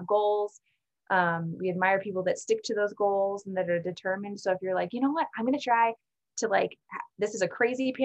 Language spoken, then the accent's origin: English; Alaska, United States; moved away; also born or lived in San Francisco; I'm from Alaska